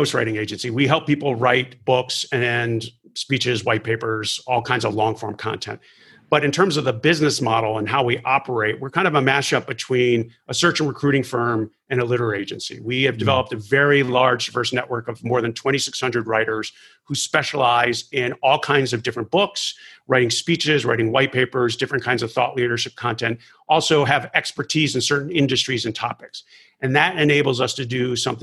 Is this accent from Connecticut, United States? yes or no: yes; Connecticut, United States; moved away as an adult; also born or lived in Washington, D.C.; now in New York, United States; working with my home state Senator Joe Lieberman from Connecticut